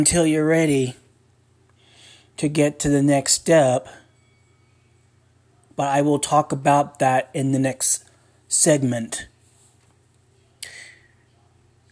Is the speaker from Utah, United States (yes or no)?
yes; Ogden, Utah, United States; also born or lived in Spartanburg, South Carolina; grew up. In Ogden, Utah